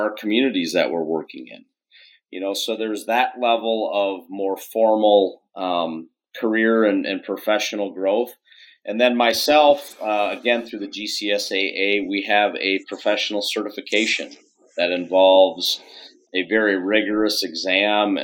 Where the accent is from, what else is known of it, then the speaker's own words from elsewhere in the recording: Minneapolis, Minnesota, United States; moved away as an adult; also born or lived in Silvis, Illinois; born and raised in the Minneapolis, St. Paul area